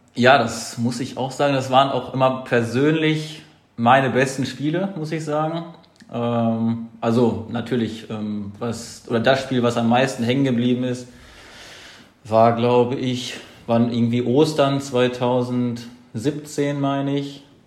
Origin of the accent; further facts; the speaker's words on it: Lage, North Rhine-Westphalia, Germany; also born or lived in Detmold / Lemgo; also geboren in Detmold, das ist aber alles, äh, sage ich mal, im 15 Minuten Umkreis. Äh, und mein Elternhaus ist in Lage